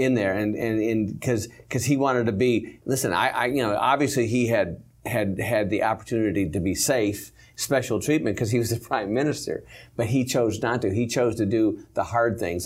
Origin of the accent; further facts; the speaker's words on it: Michigan, United States; moved away; I came from Michigan